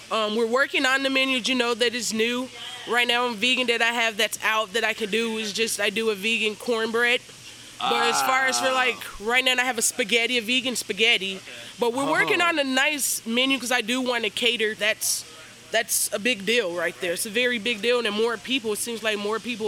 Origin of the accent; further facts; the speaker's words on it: Chicago, Illinois, United States; I'm from Chicago